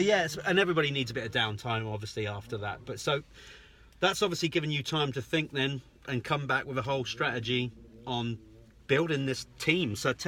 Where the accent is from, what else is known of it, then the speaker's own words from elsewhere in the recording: England, United Kingdom; I'm English.